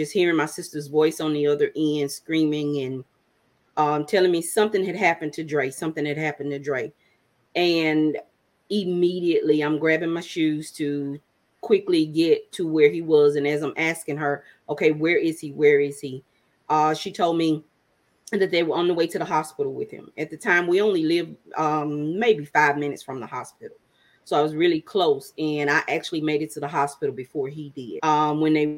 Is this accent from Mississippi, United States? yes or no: yes; Waynesboro, Mississippi, United States; now in Marietta, United States; I am originally from Waynesboro, Mississippi, now residing in Marietta, Georgia.